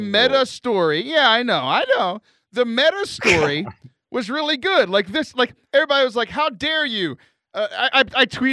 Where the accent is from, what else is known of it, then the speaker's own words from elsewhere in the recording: United States; I'm an American